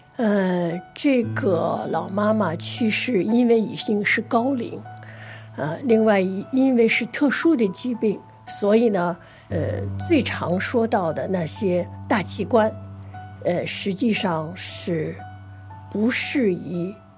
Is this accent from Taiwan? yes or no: no; China; 我们中国人哈，不太善于谈论死亡